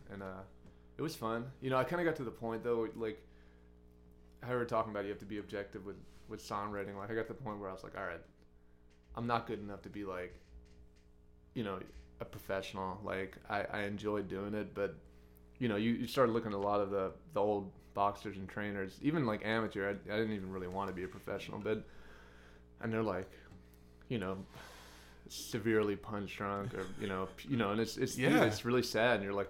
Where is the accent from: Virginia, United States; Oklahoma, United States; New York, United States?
New York, United States; Brooklyn; where I grew up in Brooklyn, right near this boxing gym called Gleason Gym, which is like a pretty famous.